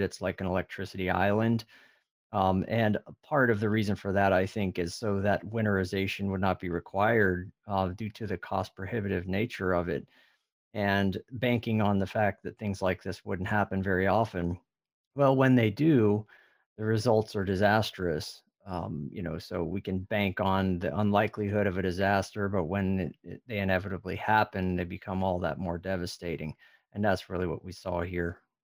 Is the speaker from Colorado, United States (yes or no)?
no; California, United States; also born or lived in Midwest; now in Texas, United States; I'm originally from California